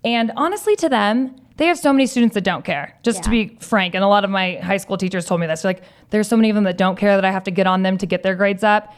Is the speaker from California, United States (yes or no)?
yes; Southern California, United States; growing up in Southern California, both you and I have going to school in Southern California